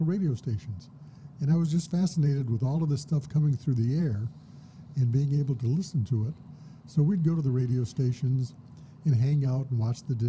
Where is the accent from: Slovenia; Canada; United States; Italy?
United States; Flint, Michigan; born and raised in Flint, mm-hmm. born back in 47, and had the good fortune to grow up during the era of the portable transistor radio.